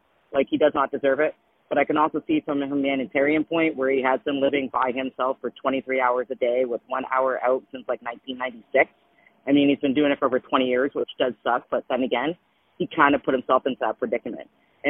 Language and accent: English; Windsor, Ontario, Canada; just because he is 40 minutes away where I'm from Windsor.